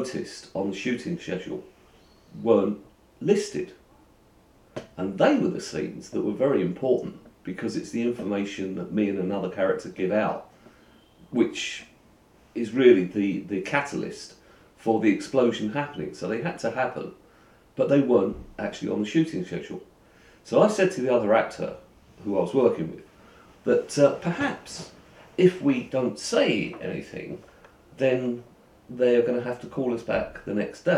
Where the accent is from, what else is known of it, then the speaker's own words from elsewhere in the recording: London, United Kingdom; I'm from London, East London